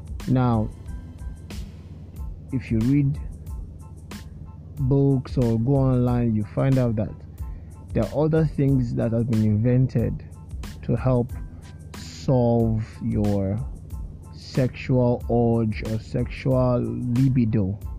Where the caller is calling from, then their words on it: Lagos, Nigeria; and I'm speaking from Lagos, and for all of you listening to me outside Lagos, right here in Lagos, it is a little sunny